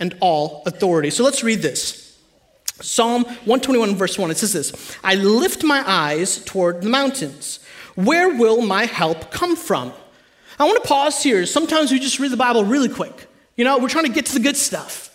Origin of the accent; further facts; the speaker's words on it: India; I'm Indian.